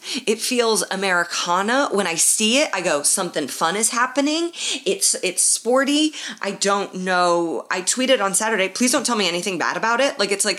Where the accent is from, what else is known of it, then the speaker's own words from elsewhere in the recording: Indianapolis, Indiana, United States; Lucas Oil, my hometown.